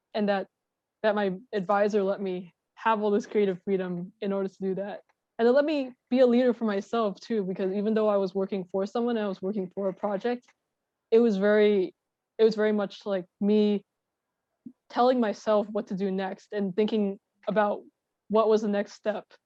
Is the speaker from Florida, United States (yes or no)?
no; Long Island, New York, United States; I'm from Long Island and my family is on Long Island